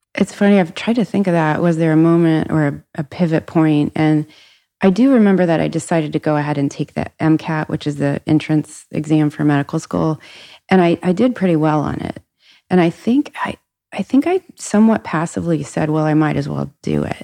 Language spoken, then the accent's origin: English; Cincinnati, Ohio, United States; I grew up in Cincinnati, family of four